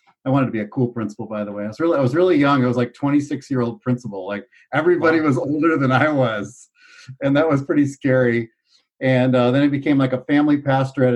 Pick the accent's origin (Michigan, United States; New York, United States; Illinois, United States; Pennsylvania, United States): Illinois, United States; Chicago; moved away as an adult; also born or lived in Southern California; I grew up in Chicago, and I'm an only child